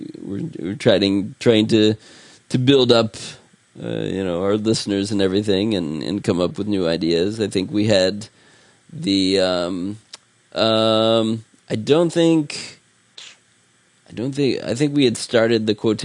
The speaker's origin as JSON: {"language": "English", "town": "Columbus", "region": "Ohio", "country": "United States", "tie": "born or raised there", "said": "when I was growing up in Columbus"}